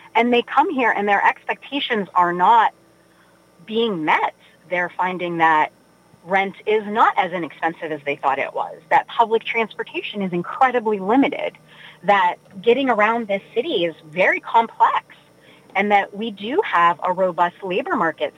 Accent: Weirton, West Virginia, United States; moved away as an adult; also born or lived in Pittsburgh; I grew up in Weirton, West Virginia

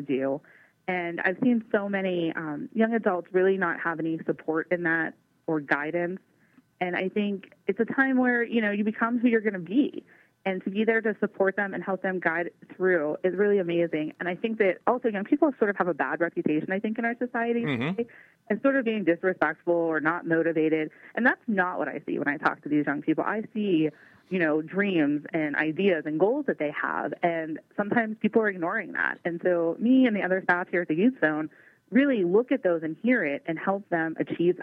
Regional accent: Pittsburgh, Pennsylvania, United States; also born or lived in Meadville, Pennsylvania / Crawford County, Pennsylvania / Erie County, Pennsylvania; I grew up in Dormont in Pittsburgh

